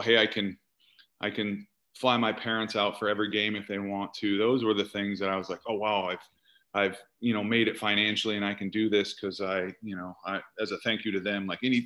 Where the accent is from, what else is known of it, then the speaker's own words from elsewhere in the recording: Iowa, United States; moved away as an adult; now in Bay Area, United States; I come from Iowa